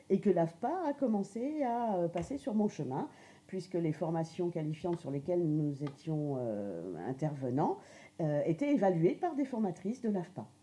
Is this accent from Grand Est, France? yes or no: yes; Grand Est, France; donc je suis lorraine euh, et j'ai fait des études tout à fait euh, classiques donc en Lorraine.